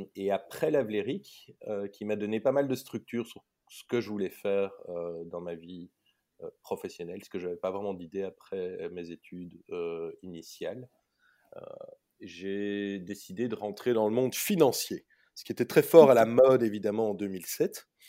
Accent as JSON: {"language": "French", "country": "Belgium", "tie": "born or raised there", "said": "j'ai vécu toute mon enfance jusqu'à l'UNIF en Belgique. Mmh j'ai tout fait en néerlandais"}